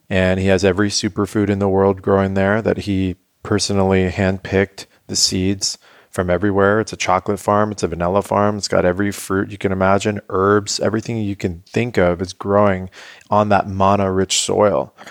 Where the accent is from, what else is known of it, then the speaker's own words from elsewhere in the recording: San Diego, California, United States; born and raised in La Jolla